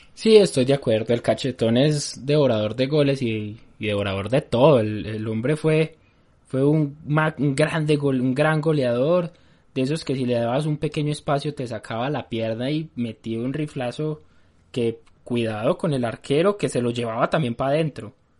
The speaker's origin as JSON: {"language": "Spanish", "town": "Medellín", "region": "Antioquia", "country": "Colombia", "said": "nosotros dos que somos de, de Medellín"}